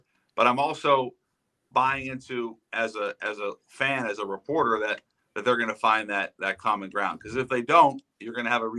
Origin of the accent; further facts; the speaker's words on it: Seattle, Washington, United States; I'm from Seattle.